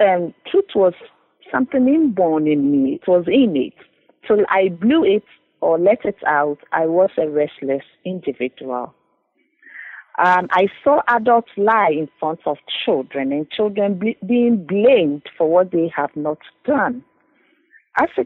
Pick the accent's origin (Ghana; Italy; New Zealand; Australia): Ghana; moved away as an adult; now in Cambridge, United Kingdom; Originally, I'm from Ghana, and I came to Cambridge